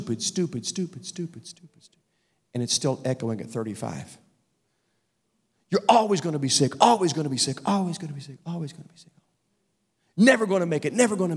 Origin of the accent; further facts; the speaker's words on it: Virginia, United States; I grew up in Virginia, and we used to, as a family, go to this place called Hungry Mother Park